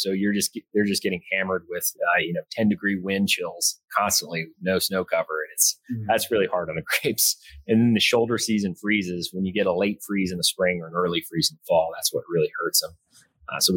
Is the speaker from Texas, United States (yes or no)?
yes; Carrollton, Texas, United States; moved away as an adult; also born or lived in Odessa, Texas; now in Midland, United States; I'm originally from north of Dallas, Carrollton